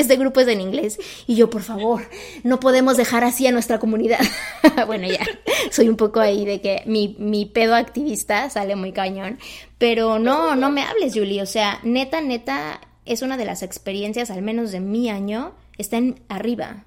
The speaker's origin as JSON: {"language": "Spanish", "country": "Mexico", "moved": "yes", "said": "en mi país, en México"}